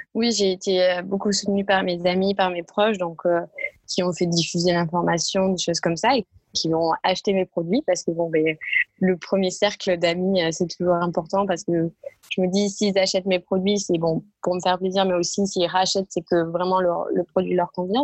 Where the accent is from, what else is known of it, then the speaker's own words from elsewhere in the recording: a small village near Castres, Tarn, Occitania, France; moved away as an adult; now in Paris, France; je suis originaire du sud de la France, euh, dans un petit village du côté de Castres, qui est dans le Tarn